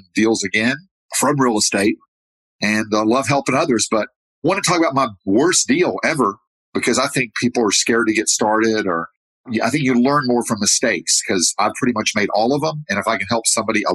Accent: United States; now in Medellin, Colombia; I'm American

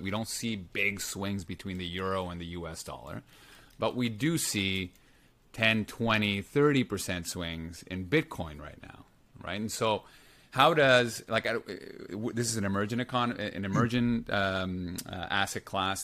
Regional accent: Lima, Peru; I grew up in Lima, Peru.

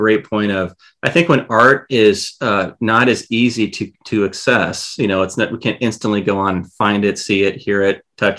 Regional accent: Iowa, United States; well, I'm from Iowa, so that's given.

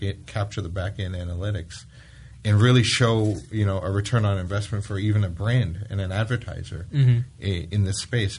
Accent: United Kingdom; I'm British

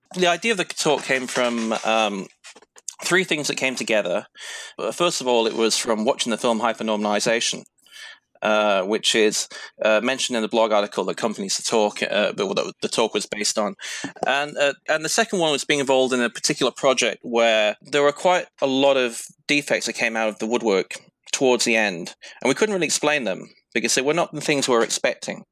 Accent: United Kingdom; now in Sydney, Australia; quite a few of us Brits

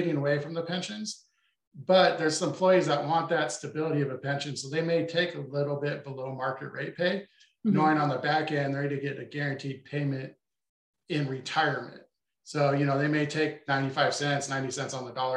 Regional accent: Boise, Idaho, United States; where I grew up in Boise, Idaho

